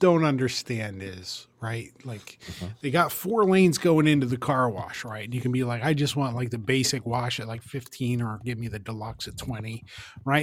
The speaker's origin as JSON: {"language": "English", "town": "Middletown", "region": "Pennsylvania", "country": "United States", "tie": "born or raised there", "said": "We grew up in the Reagan administration just outside of Middletown and Three Mile Island"}